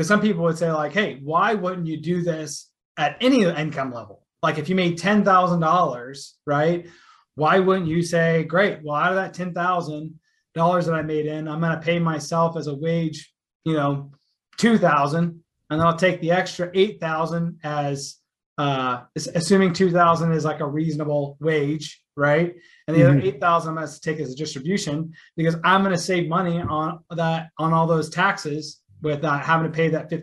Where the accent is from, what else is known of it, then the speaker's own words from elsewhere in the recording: Texas, United States; I'm from Texas